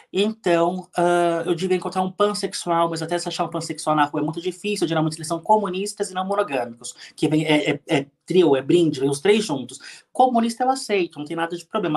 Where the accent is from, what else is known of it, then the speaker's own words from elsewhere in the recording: São Paulo, Brazil; nasci em São Paulo, cresci no Ipiranga, bairro aqui de São Paulo